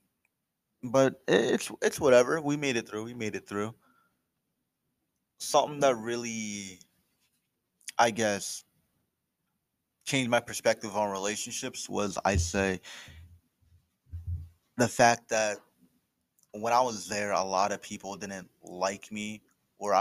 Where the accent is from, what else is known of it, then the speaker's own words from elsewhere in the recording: Trenton, New Jersey, United States; Growing up, I came from Trenton